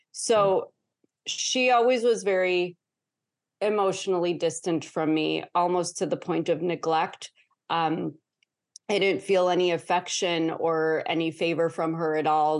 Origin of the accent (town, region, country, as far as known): Chicago, Illinois, United States; born or raised there